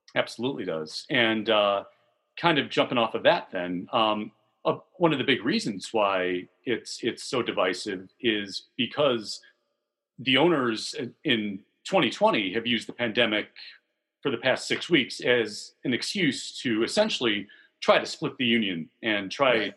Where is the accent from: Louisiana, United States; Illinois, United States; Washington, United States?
Illinois, United States; Vernon Hills; also born or lived in Edgewater, Chicago; now in Chicago, United States; Grew up in Vernon Hills